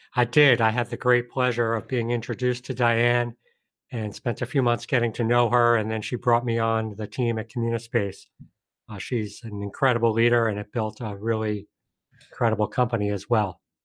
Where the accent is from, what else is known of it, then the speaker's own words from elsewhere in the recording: Colonie, New York, United States; I grew up just outside of Albany, New York, upstate New York, in a town called Colony.